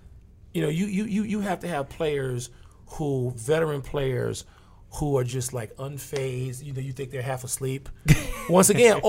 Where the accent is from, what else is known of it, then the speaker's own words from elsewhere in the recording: Chicago, Illinois, United States; my hometown team, look at the Bulls